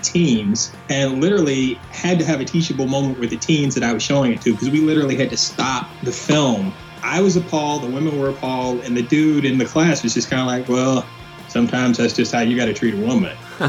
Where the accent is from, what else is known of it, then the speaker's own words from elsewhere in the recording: Asheville, North Carolina, United States; also born or lived in Philadelphia; I'm originally from Asheville, North Carolina.